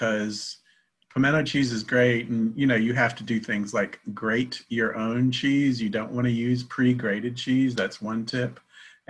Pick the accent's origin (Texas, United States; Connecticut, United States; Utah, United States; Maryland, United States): Connecticut, United States; now in South Carolina, United States; I grew up in Connecticut, but I've lived in South Carolina for a lot longer.